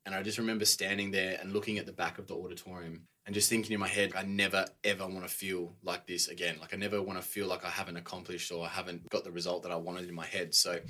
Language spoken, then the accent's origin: English; Perth, Western Australia, Australia; now in Melbourne, Australia; Yeah, I grew up in a pretty normal household, I'd say. I got a brother and a sister. Pretty lucky to grow up on a decent sized house back in WA.